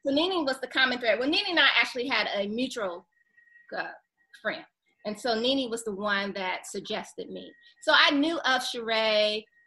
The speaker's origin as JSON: {"language": "English", "town": "Detroit", "region": "Michigan", "country": "United States", "tie": "born or raised there", "also_born_or_lived": "Seattle, Washington", "moved": "as an adult", "lives_now": "Atlanta, United States", "said": "growing up in Detroit"}